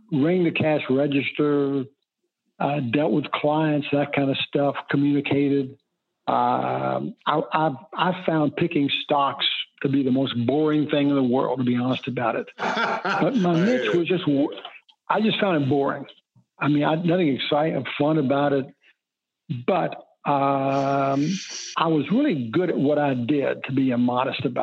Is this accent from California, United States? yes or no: no; Lexington, Kentucky, United States; moved away; I grew up in Lexington, Kentucky